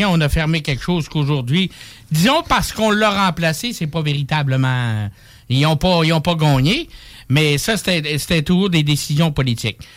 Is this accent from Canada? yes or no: yes; Saguenay, Quebec, Canada; je viens du Saguenay, j'étais à Montréal, j'étais partout un peu.